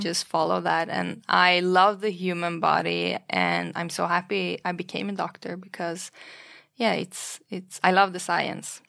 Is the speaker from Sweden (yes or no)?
yes; Stockholm, Stockholm County, Sweden; also born or lived in Iran; I was born in Iran during the Iran and Iraq War in the eighties. And then my parents fled to Sweden due to the war and due to political reasons. So we grew up in Sweden, in Stockholm